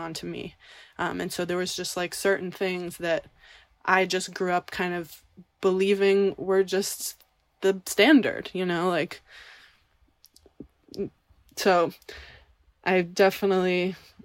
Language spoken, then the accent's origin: English; New York City, New York, United States; growing up in the East Village